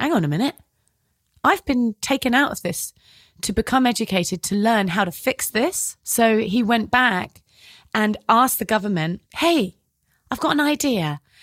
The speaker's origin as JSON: {"language": "English", "area": "Devon", "region": "South West England", "country": "United Kingdom", "accent": "British", "said": "And I'm from Devon and it's very safe"}